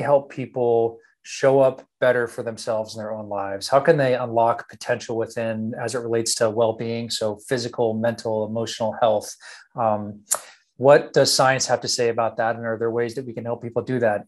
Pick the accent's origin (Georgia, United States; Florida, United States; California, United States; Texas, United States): Texas, United States; born and raised in Texas